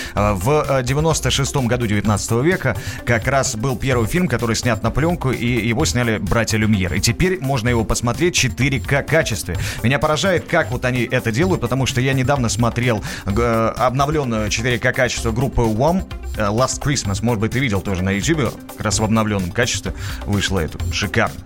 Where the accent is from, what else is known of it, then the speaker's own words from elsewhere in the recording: Saint Petersburg, Russia; я из Питера